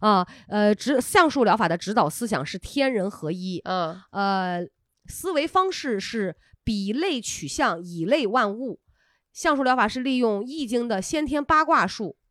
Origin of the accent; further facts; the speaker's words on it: Qingdao, Shandong, China; accent: Qingdao dialect; 青岛话管那种米虫叫做油子